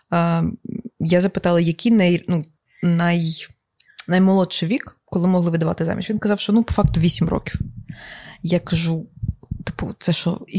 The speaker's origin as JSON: {"language": "Ukrainian", "country": "Ukraine", "tie": "born or raised there", "said": "Я народилася в Україні"}